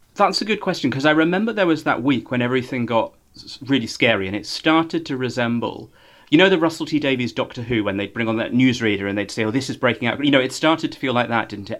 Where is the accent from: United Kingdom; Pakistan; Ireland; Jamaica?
United Kingdom; Norfolk, East of England; now in London, United Kingdom; I grew up in Norfolk, small town.